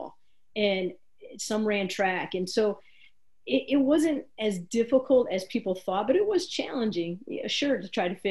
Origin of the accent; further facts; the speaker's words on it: Iowa, United States; moved away; also born or lived in Colorado; when I grew up in Iowa